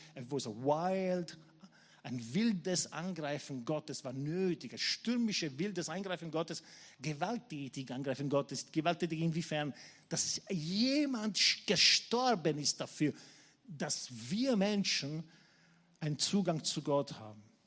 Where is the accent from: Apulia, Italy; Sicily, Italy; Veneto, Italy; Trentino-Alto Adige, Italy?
Apulia, Italy; Taranto; now in Vienna, Austria; meine Gemeinde in Tarent, wo ich aufgewachsen bin